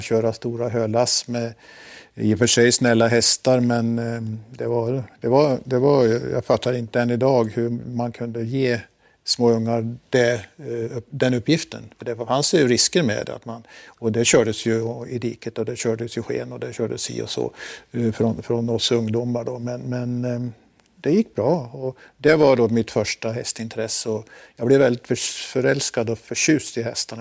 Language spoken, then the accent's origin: Swedish; Forsa, Gävleborg County, Sweden; moved away; Jag eh, kommer från en liten eh, by i Hälsingland som heter Forsa